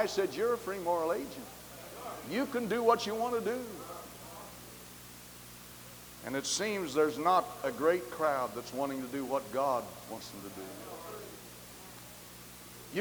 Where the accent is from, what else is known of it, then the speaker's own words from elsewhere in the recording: the West, United States; I was born in the West. I'm a Westerner. I was born where cowboys wear guns on their hips